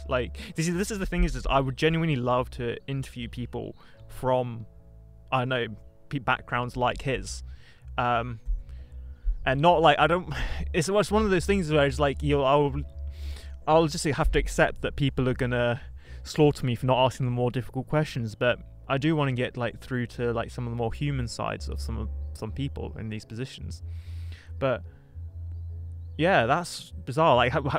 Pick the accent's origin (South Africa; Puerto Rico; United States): South Africa; As a South African, I can say that London is vastly a bit like more safe.